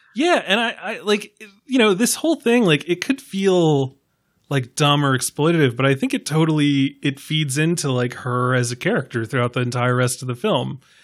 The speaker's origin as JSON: {"language": "English", "region": "New York", "country": "United States", "said": "as a New Yorker"}